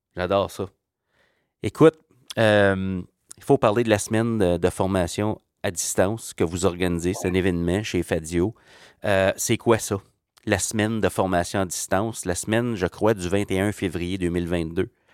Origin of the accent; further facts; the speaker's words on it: Ontario, Canada; je viens de l'Ontario